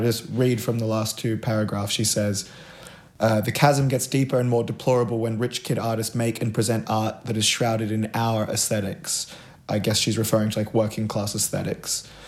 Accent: Gold Coast, Queensland, Australia; now in Sydney, Australia; I grew up on the Gold Coast

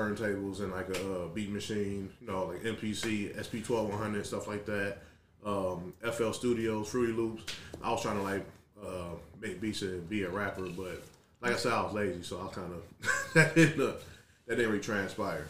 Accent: Detroit, Michigan, United States; I grew up in Detroit

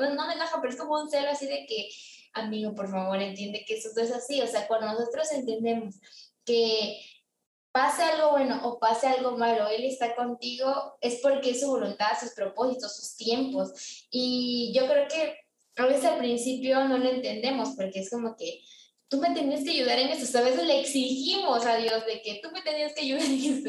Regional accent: Mexico; moved away; yo soy pues de México, pero vivo en una parte donde yo no nací

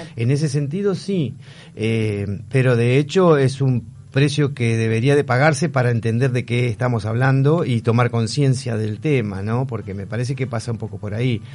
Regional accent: Buenos Aires, Argentina; Me alejé de Buenos Aires, vivo en las afueras porque no toleré tampoco toda la locura de la ciudad

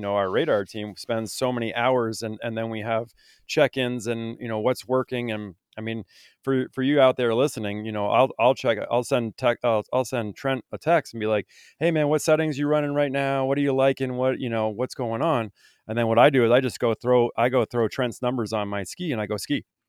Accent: Vermont, United States; I grew up in Vermont

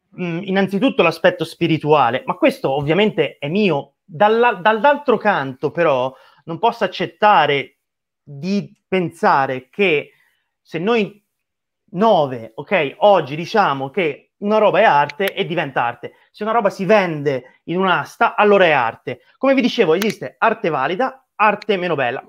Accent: Tuscany, Italy; sono toscano

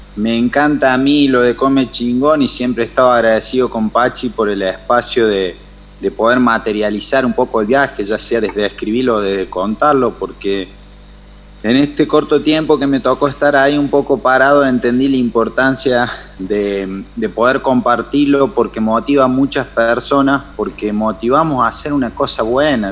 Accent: his town in the Sierras de Córdoba, Argentina; mi pueblo

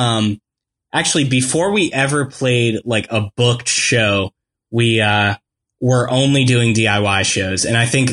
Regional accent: Louisville, Kentucky, United States; my hometown, Louisville

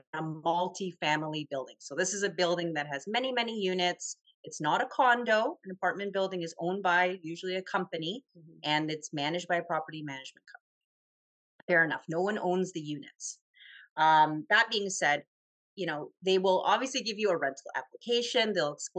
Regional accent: Toronto, Ontario, Canada; I'm from Toronto

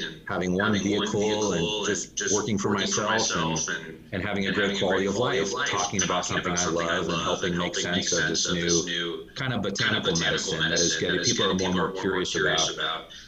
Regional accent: Northern California, United States; moved away as an adult; I was born and raised in Northern California

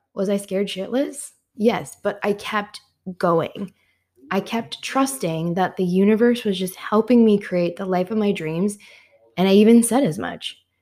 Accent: Midwest, United States; moved away as an adult; also born or lived in Washington, D.C.; I had moved from my hometown in the Midwest to Washington, D C

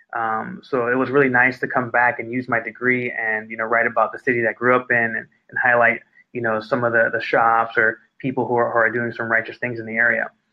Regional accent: Inglewood, California, United States; I come from Inglewood, California

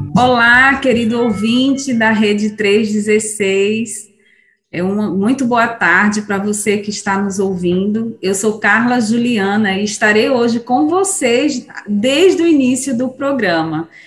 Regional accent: São Pedro da Aldeia, Rio de Janeiro, Brazil; moved away; lá de São Pedro da Aldeia, da terra de onde eu vim

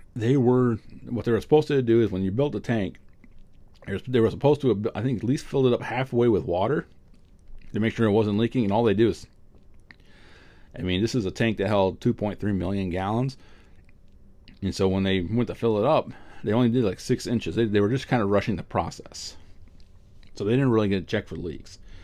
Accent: New England, United States; also born or lived in Vermont; I grew up in New England. I still live in New England. I live in Vermont.

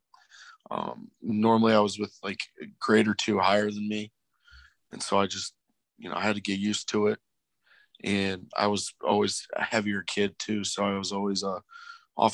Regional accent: Joliet, Illinois, United States; also born or lived in Elmhurst, Illinois; moved a couple of years after that to Joliet, Illinois, where I grew up and, still live today

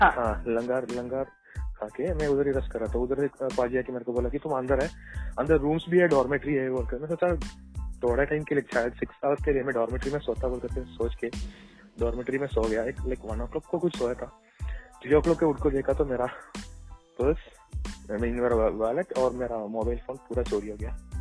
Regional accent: Kerala, India; हम साउथ में है मैं केरला से हूँ

